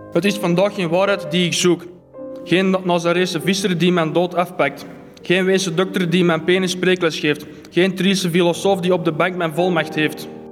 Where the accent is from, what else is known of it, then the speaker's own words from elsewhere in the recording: Belgium; wij als Belg